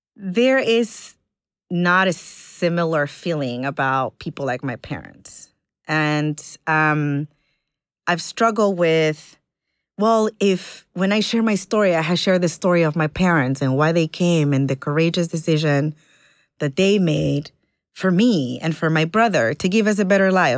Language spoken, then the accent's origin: English; Ecuador; moved away; I was born in Ecuador